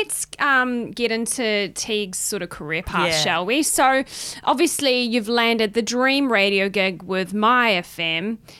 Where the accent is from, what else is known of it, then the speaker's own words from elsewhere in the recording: Katikati, Bay of Plenty, New Zealand; now in Australia; if you were raised in New Zealand like me, because I grew up in Caddy Caddy in the Bay of Plenty